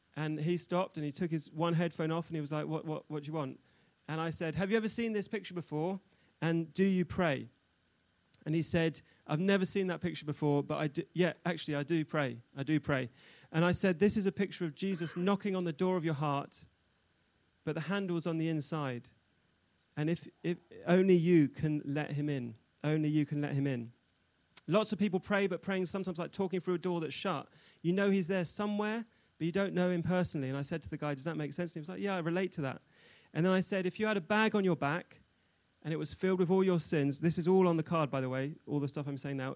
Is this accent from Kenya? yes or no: no; London, United Kingdom; moved away as an adult; also born or lived in Newcastle / Israel; now in Nottingham, United Kingdom; I'm originally from London